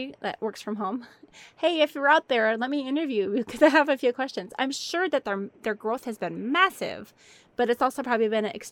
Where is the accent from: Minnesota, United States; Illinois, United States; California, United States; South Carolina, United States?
Minnesota, United States; moved away; also born or lived in Missouri; I'm from Minnesota